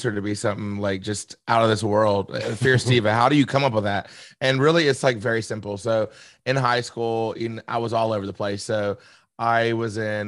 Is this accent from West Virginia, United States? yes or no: yes; South Charleston, West Virginia, United States; born and raised in Charleston, West Virginia, more specifically South Charleston.